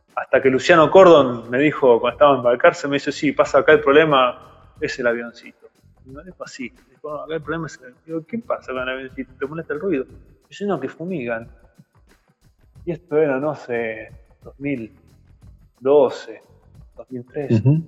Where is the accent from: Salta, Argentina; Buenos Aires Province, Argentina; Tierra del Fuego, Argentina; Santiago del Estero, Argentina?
Buenos Aires Province, Argentina; Mar del Plata; moved away as an adult; also born or lived in Campana; now in Chascomús, Argentina; Yo nací en Mar del Plata y estudié allá eh, y después me fui a vivir a Campana, después me mudé a Cachas Comús en 2007